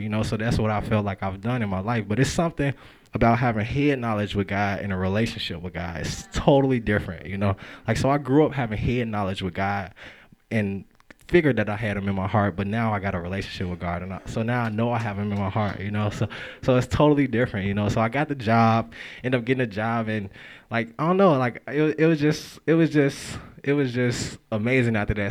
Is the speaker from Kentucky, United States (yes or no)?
no; Chicago, Illinois, United States; moved away; I grew up in Chicago